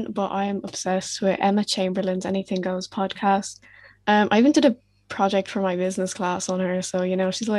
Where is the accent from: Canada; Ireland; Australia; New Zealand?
Ireland; Wicklow, Leinster; I'm 14 and I'm from Wicklow.